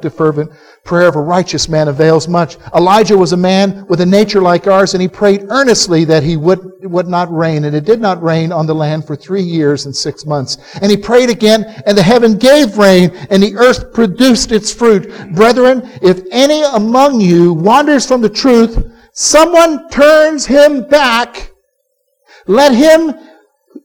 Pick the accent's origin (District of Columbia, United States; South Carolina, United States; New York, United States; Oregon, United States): South Carolina, United States; as a boy, I was growing up in South Carolina